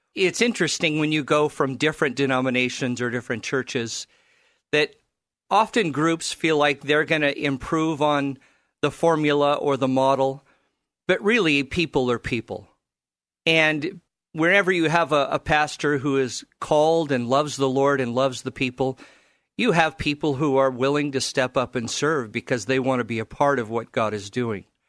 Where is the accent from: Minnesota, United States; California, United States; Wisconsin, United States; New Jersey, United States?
California, United States; now in Portland, United States; I grew up in California